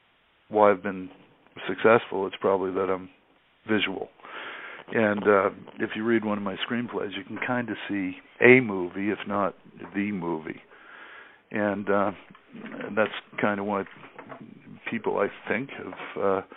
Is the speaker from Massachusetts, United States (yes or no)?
yes; Boston, Massachusetts, United States; moved away; also born or lived in Los Angeles; I'm from Boston